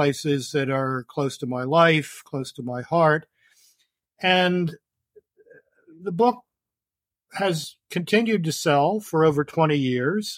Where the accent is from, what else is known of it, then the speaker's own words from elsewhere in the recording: Baltimore, Maryland, United States; I was born in Baltimore in 1951